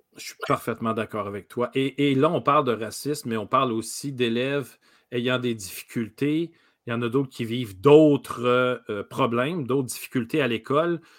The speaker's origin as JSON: {"language": "French", "town": "Rimouski", "region": "Quebec", "country": "Canada", "moved": "yes", "lives_now": "Montreal, Canada", "said": "moi, je viens de Rimouski"}